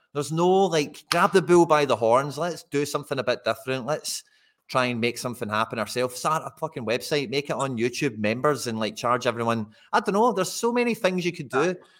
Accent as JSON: {"language": "English", "region": "Scotland", "country": "United Kingdom", "said": "being Scottish"}